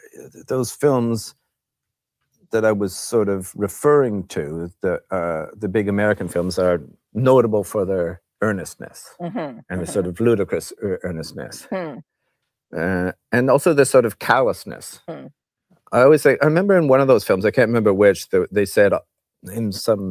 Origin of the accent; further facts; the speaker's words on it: Canada; we're a big country next to America, just sort of watching it.